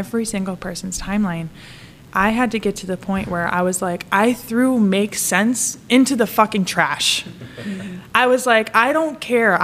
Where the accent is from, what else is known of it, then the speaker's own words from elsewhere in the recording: Wisconsin, United States; moved away as an adult; also born or lived in Connecticut; now in Pittsburgh, United States; I'm from Wisconsin